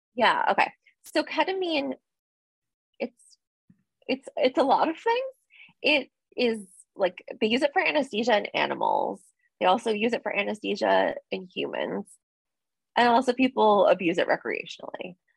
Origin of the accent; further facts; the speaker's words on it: New Jersey, United States; I'm from New Jersey.